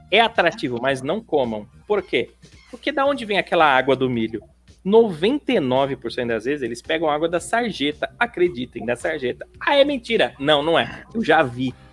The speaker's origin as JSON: {"language": "Portuguese", "town": "Porto Alegre", "region": "Rio Grande do Sul", "country": "Brazil", "tie": "born or raised there", "said": "Porto Alegre mesmo, guri de apartamento. Olha só."}